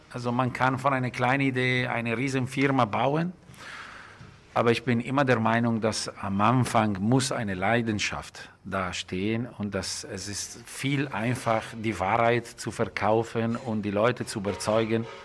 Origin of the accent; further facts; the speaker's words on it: Lombardy, Italy; Das ist ein sehr schöner Bauernhof, äh, wo ich gewachsen bin. Man denkt, okay, äh, ich bin grundsätzlich in der Firma groß geworden, aber das ist ein super schöner Bauernhof äh, mit viel Grün in der Nähe von Komasee, zwischen Como und Mailand.